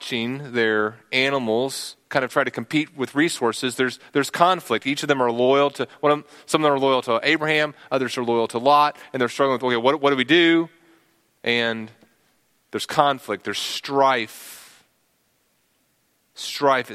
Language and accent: English; Texas, United States; I'm a Texan